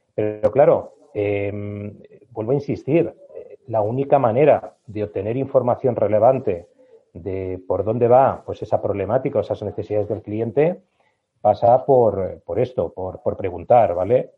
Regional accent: Spain; Estamos en España, somos latinos

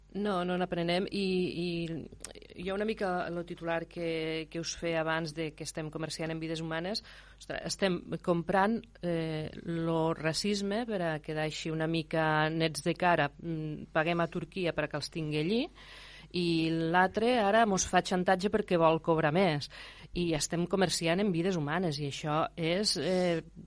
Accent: Terra Alta, Catalonia, Spain; jo sóc de la Terra Alta

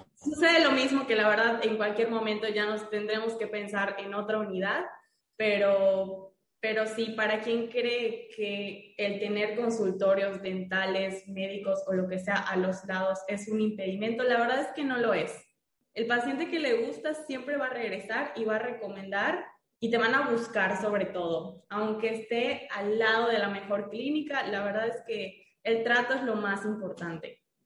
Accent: Mérida, Yucatán, Mexico; yo soy de Mérida, Yucatán

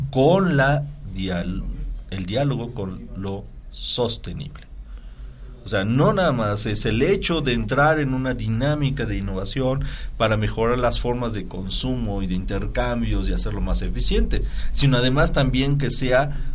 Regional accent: Apizaco, Tlaxcala, Mexico; yo soy de Tlaxcala, soy de Apizaco, Tlaxcala y estoy allá vivo. Y vengo a dar clases aquí a Puebla.

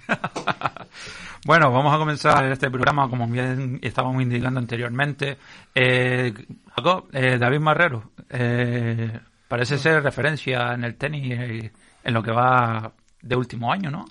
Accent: Canary Islands, Spain

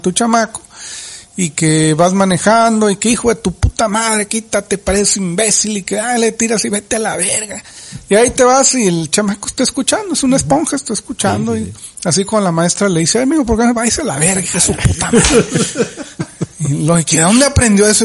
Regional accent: Ejido Michoacán de Ocampo, Baja California, Mexico; mi tierra natal con crepúsculos arrebolados llamado Ejido Michoacán de Ocampo de los Altos

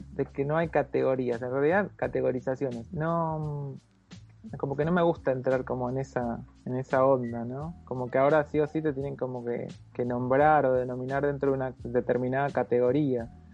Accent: Mercedes, Buenos Aires Province, Argentina; el centro polivalente de arte que había en la ciudad de Mercedes, donde yo nací

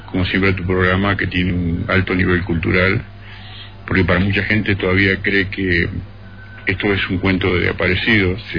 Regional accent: Buenos Aires, Argentina; born there; now in Capilla del Monte, Argentina; Para Capilla del Monte, que así se llama mi pueblo de adopción, porque yo nací en Buenos Aires

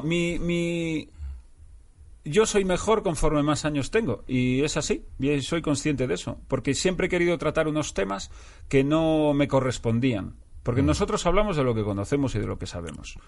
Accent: Galicia, Spain; now in Madrid, Spain; soy gallego

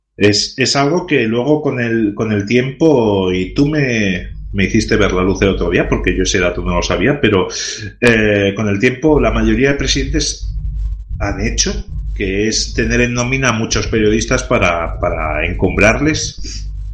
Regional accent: Catalonia, Spain; first language Catalan; Spanish is a second language; catalán, todo el que intenta hablar mi lengua, lo haga bien o mal, para mí es un orgullo

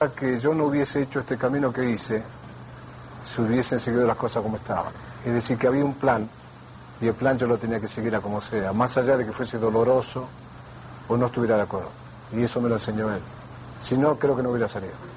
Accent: Argentina; Soy argentino

